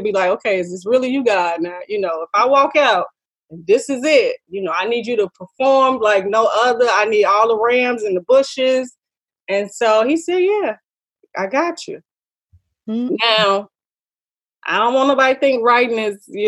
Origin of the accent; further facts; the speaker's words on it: Chicago, Illinois, United States; now in New Orleans, United States; my hometown, Chicago